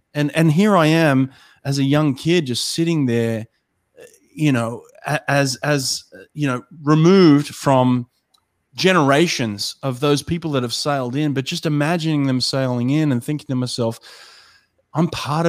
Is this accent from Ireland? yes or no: no; La Perouse, New South Wales, Australia; I grew up in La Perouse, and a lot of people don't know where La Perouse is, but La Perouse is actually where Captain Cook sailed in to Sydney Harbour for the first time and where they discovered Australia.